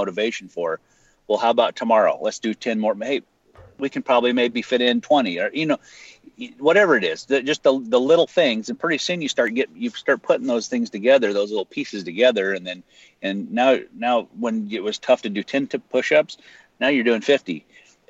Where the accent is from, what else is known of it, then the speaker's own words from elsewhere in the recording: north central Idaho, United States; I live in, you know, small town America, north central Idaho